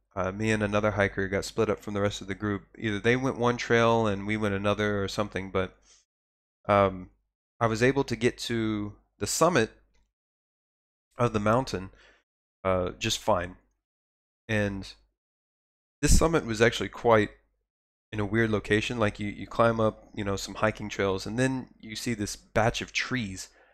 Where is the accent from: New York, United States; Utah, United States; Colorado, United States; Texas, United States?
Texas, United States; I come from Texas, where all the water's brown